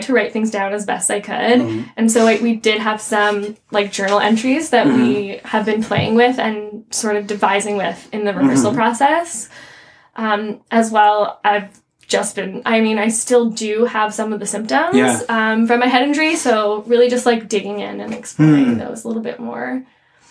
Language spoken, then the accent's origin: English; Windsor, Ontario, Canada; So I grew up in Windsor, which mm-hmm. borders Detroit.